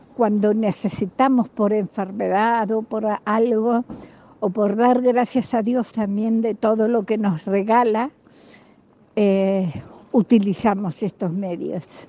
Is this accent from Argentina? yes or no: yes; Argentina; moved away as an adult; also born or lived in Buenos Aires, Argentina; now in Spain; Soy argentina